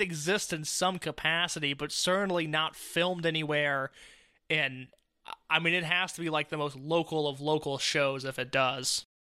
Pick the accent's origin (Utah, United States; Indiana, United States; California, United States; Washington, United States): Indiana, United States; I grew up in Indiana, which is a, a, a town in central Indiana